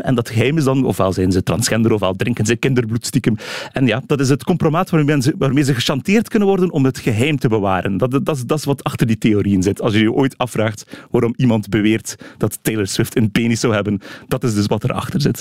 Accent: Flanders, Belgium

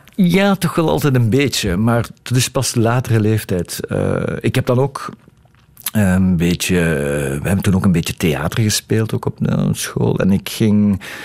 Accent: Diepenbeek, Flanders, Belgium; also born or lived in Hasselt; ik ben geboren in Hasselt, maar we woonden toen al in Diepenbeek. Dat is een, een dorp naast Hasselt.

